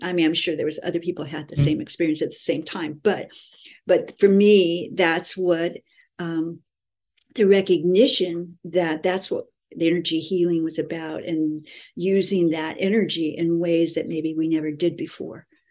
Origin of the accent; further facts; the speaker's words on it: California, United States; moved away as an adult; also born or lived in Honolulu, Hawaii; I was living in Hawaii and I'm from California